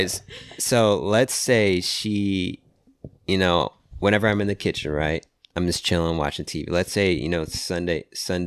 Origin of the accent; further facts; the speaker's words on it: Virginia, United States; I'm from the East Coast. I'm from Virginia